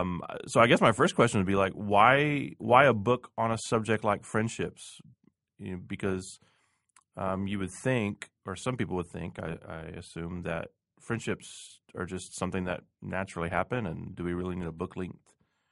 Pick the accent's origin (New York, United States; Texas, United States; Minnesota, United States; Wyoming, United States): Texas, United States; Houston; also born or lived in New England; now in Kansas City, United States; If I compare it to Houston, where I'm from, this is really beautiful, actually.